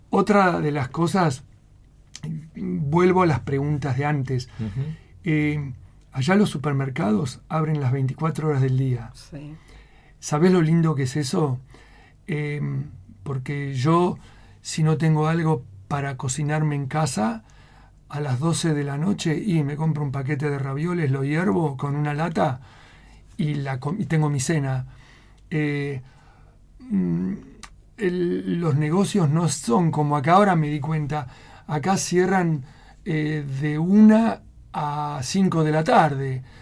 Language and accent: Spanish; Spain; now in Utah, United States; Yo vine de España en donde era un adicto al buen café.